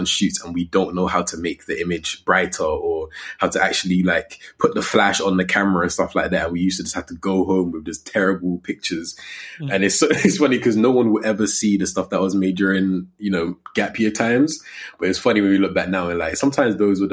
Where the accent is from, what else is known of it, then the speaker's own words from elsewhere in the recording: Coventry, West Midlands, United Kingdom; also born or lived in London; I grew up in Coventry